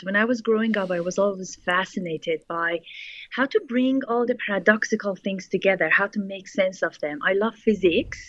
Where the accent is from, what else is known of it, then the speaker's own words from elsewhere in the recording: Iran; English is a second language; moved away; growing up in Iran post-revolution